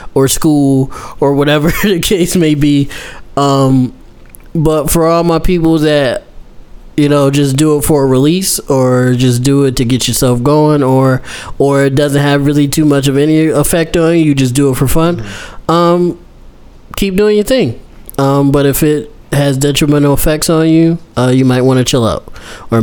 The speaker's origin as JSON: {"language": "English", "town": "Buffalo", "region": "New York", "country": "United States", "said": "we're from Buffalo"}